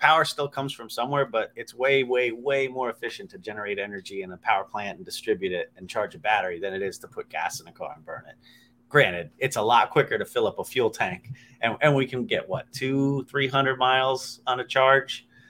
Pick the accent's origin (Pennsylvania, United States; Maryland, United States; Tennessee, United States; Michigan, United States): Maryland, United States; Baltimore; I'm from Baltimore. I've been to Pittsburgh like 5-6 times.